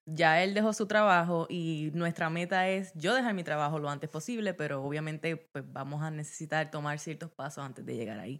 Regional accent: Guayanilla, Puerto Rico; moved away as an adult; also born or lived in Yauco, Puerto Rico / Mayagüez, Puerto Rico; now in Maryland, United States; Yo nací en el sur de Puerto Rico, nací en Yauco y me crié en Guayanilla, Puerto Rico, eh, toda mi vida hasta los 18, 19 años

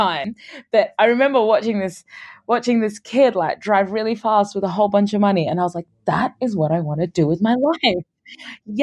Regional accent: Brisbane, Queensland, Australia; moved away as an adult; also born or lived in Sudan / United Kingdom; I was born in Sudan and my family moved to Australia when I was a year and a half. So this was in Brisbane, Australia.

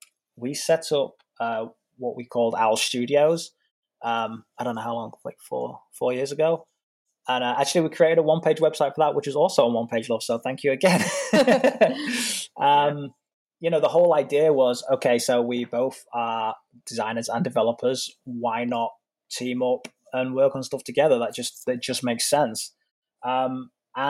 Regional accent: England, United Kingdom; also born or lived in Florida / New York; now in California, United States; I'm English

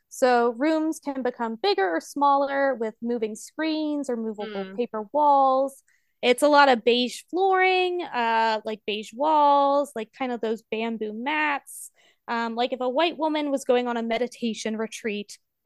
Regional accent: United States; I'm an American and that's all I know

